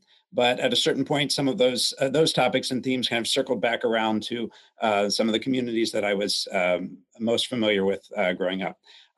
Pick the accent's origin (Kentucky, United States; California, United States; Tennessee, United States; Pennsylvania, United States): Pennsylvania, United States; Lancaster County; moved away as an adult; also born or lived in northern Indiana; I grew up in Lancaster County, Pennsylvania. I had Amish neighbors, and I'm from a Mennonite family myself.